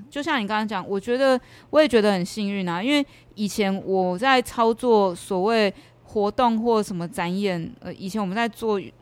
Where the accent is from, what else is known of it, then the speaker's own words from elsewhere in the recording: Yonghe, former Taipei County, New Taipei, Taiwan; moved away as an adult; now in Chiayi, Taiwan; 我从小是在以前的台北县，就是现在新北市永和哦，长大